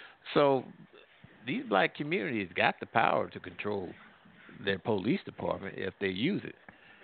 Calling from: Midwest, United States; I'm calling from the Midwest.

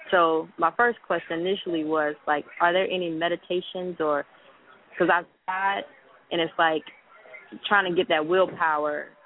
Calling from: Columbia, South Carolina, United States; I'm calling from Columbia, South Carolina.

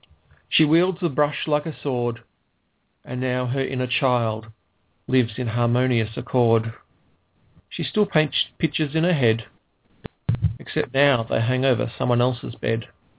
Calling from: Ballarat, Victoria, Australia; because I'm calling from Ballarat, which is in Victoria, down the southeast corner.

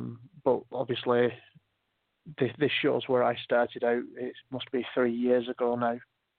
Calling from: Wales, United Kingdom; I'm in Wales in the UK and it's 19 minutes past 3 in the morning.

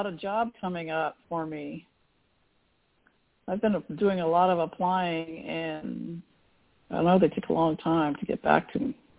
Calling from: Texas, United States; I'm calling from Texas.

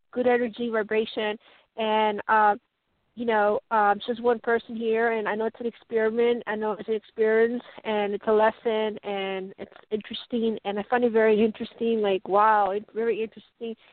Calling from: Colorado, United States

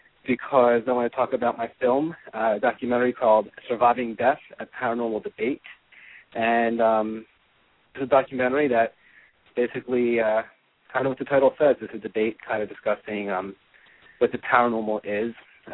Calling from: Washington, District of Columbia, United States; I am from calling from the Washington, D.C. Region over across the pond in America

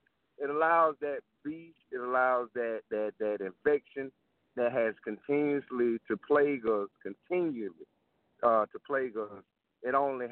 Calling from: South Carolina, United States; I'm calling from South Carolina.

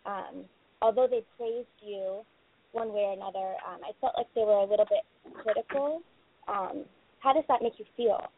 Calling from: Los Angeles, California, United States; I'm um, I'm calling from Los Angeles.

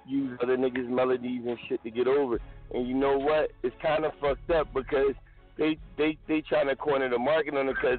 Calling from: Philadelphia, Pennsylvania, United States; I'm calling from Philadelphia, North Philly.

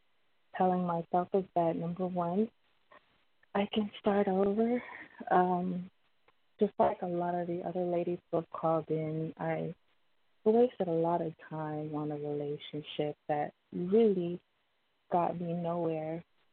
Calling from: Miami, Florida, United States; I'm calling from Miami.

